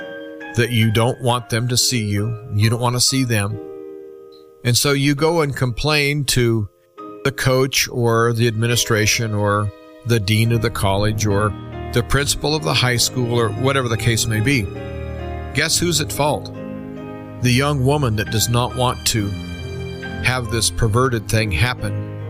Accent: United States; as an American

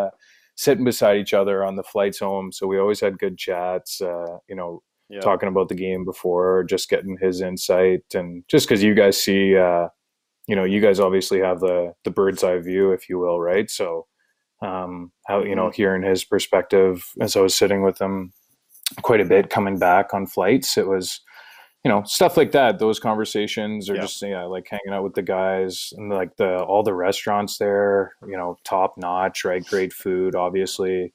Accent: Manitoba, Canada; moved away; also born or lived in Ontario / Halifax; it reminded me a lot of home, right, being growing up in Manitoba

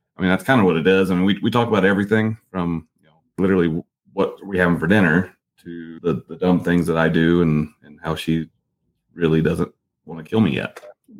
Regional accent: the South, United States; I mean, I'm from the South

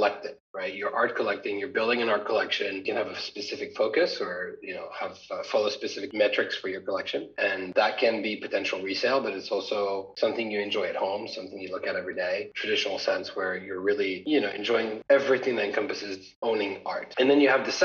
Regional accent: Paris, Île-de-France, France; moved away as an adult; also born or lived in United States; now in London, United Kingdom; I was born and raised in Paris

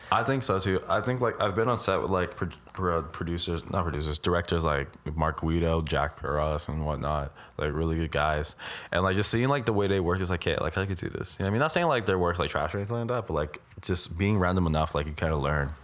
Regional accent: Brampton, Ontario, Canada; I'm from Brampton

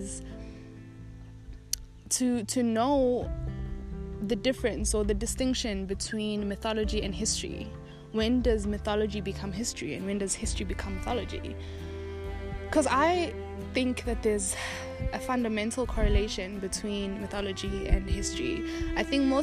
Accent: South Africa; that's my lineage and that's where I come from

